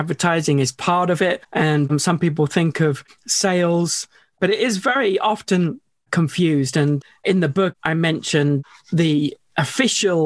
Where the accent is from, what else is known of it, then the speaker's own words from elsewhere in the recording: United Kingdom; a young British school kid. I mean, I'm still British, of course